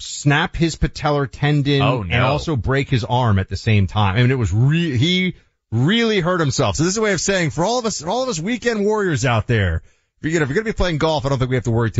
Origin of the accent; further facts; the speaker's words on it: Northeast, United States; I'm from the Northeast